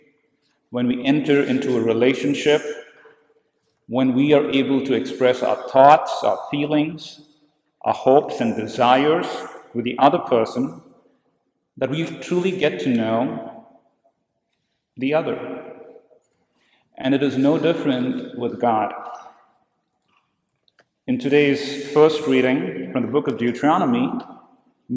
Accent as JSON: {"language": "English", "country": "India", "tie": "born or raised there", "said": "I grew up in India"}